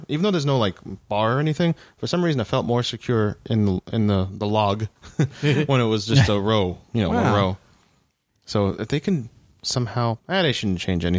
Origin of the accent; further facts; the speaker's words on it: Liverpool, North West England, United Kingdom; I'm from Liverpool.